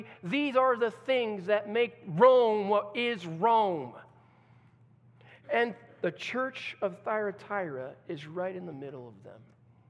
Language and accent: English; Brazil; now in Netherlands; I remember growing up in Brazil, and as a missionary kid